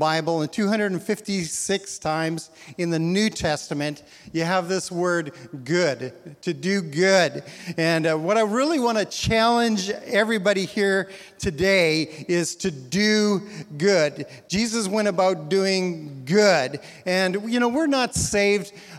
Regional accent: Canada; moved away as an adult; also born or lived in Edmonton, Alberta, Canada / Portland; now in Newburgh, United States; I'm Canadian

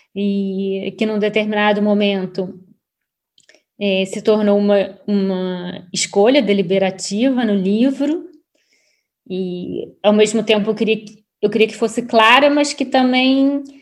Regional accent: Brazil; now in Lisbon, Portugal; sou completamente brasileira. Inclusive, quanto mais tempo eu fico fora do Brasil, mais eu brasileira, mais brasileira eu me sinto

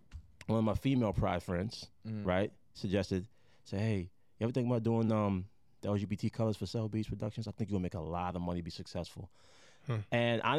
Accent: Jamaica; I'm Jamaican.

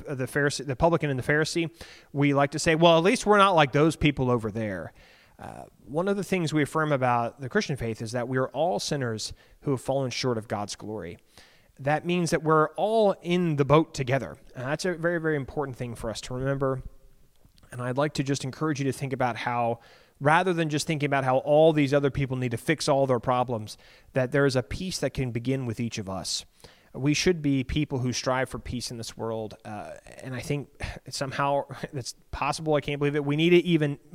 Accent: Alexandria, Virginia, United States; I grew up in Alexandria

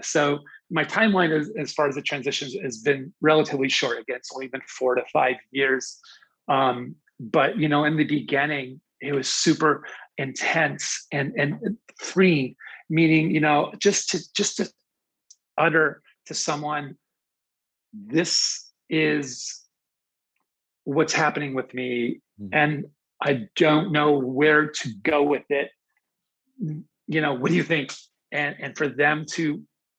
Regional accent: Pennsylvania, United States; I grew up in Pennsylvania

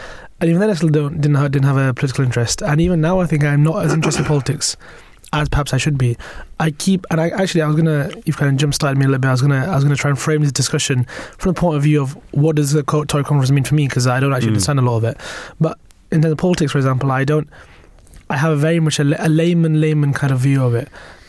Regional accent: Bradford, Yorkshire and the Humber, United Kingdom; am from the north, right? But I'm from Bradford. might not sound like it, but I am.

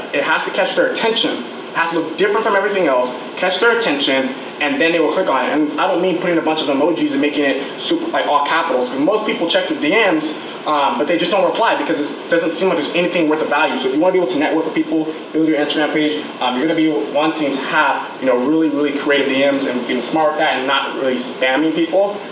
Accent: Irvine, California, United States; I'm from Irvine

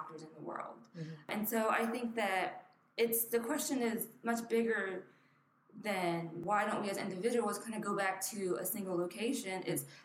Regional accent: Camden, New Jersey, United States; moved away; Born and raised in Camden, New Jersey

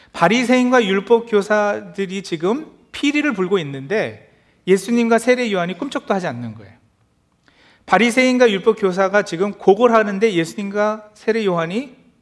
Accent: South Korea; moved away; 특히 한국에서 어렸을 때의 추억을

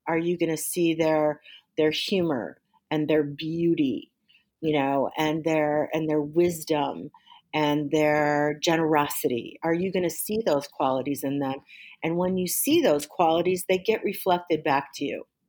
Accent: Waukegan, Illinois, United States; also born or lived in Georgia / Hawaii / Washington, D.C.; I grew up in Waukegan, Illinois

